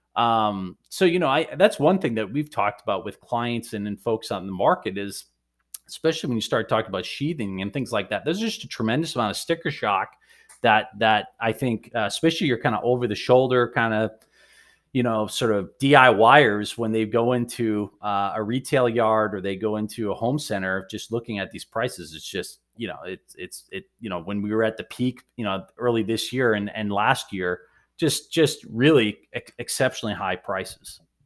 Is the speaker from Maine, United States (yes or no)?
yes; Maine, United States; now in Boston, United States; I'm originally a Mainer